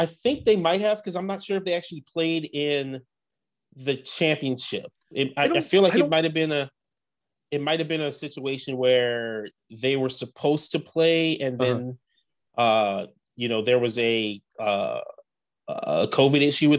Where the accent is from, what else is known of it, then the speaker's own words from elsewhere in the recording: Lafayette, Louisiana, United States; I've got nothing but love for my hometown Ragin' Cajuns.